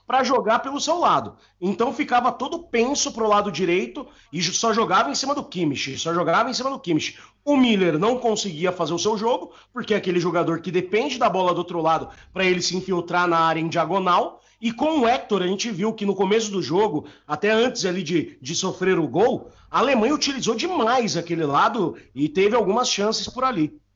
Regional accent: ABC Paulista, São Paulo, Brazil; eu sou do ABC Paulista

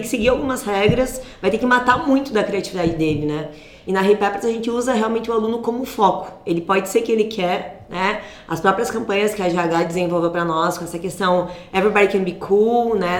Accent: Cândido Godói, Rio Grande do Sul, Brazil; nasci em Cândido Godói, no ah, interior do Rio Grande do Sul? No interior, é quase um vilarejo, né? Fica a 30 quilômetros de Santa Rosa

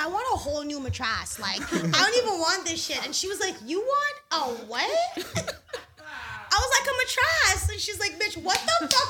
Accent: Guyana; accent: West Indian; I am West Indian. I don't, like, THs don't exist to me.

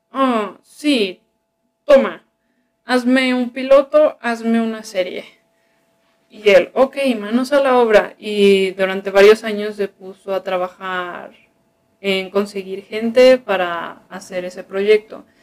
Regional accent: Sinaloa, Mexico; ah, pues yo también soy de Sinaloa.

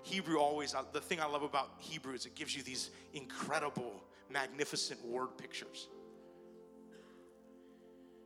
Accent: Hawaii, United States; I'm Italian, yet I was born and raised in Hawaii

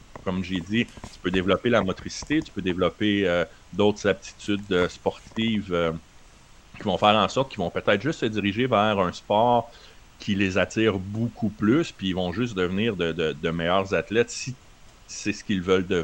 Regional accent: Winnipeg, Manitoba, Canada; moi je viens de Winnipeg euh, les dernières années

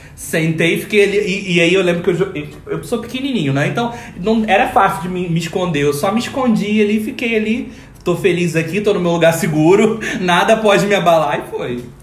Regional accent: Macaé, Rio de Janeiro, Brazil; Eu, jovenzinho, estava lá na cidade da onde eu nasci, em Macaé

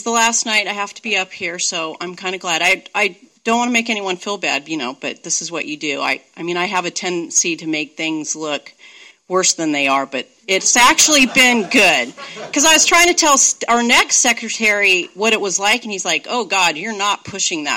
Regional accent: Santa Monica, California, United States; also born or lived in Redondo Beach, California; now in Seattle, United States; So I grew up in California. I grew up in Santa Monica. Then we moved to Redondo Beach. And I went to school there, did everything there, drank there

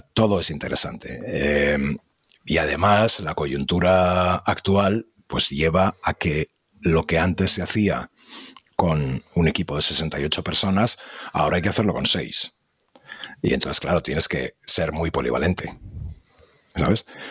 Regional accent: Madrid, Community of Madrid, Spain; moved away as an adult; also born or lived in Seville; now in Barcelona, Spain; yo soy madrileño, aunque vivo en Barcelona

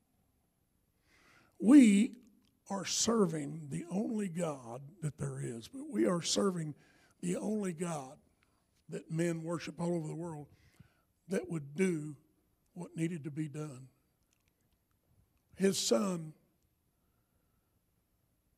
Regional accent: the South, United States; I'm from the South

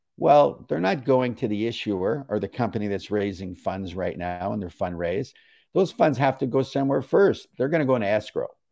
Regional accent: Canada; I'm a Canadian

